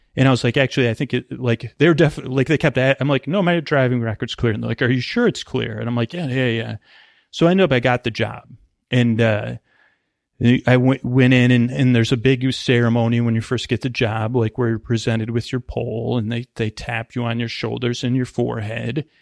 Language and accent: English; East Coast, United States; now in Bay Area, United States; I grew up on the East Coast